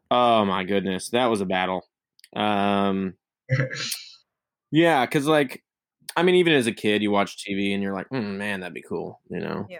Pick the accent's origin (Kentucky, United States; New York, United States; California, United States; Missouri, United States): Missouri, United States; I'm from Missouri.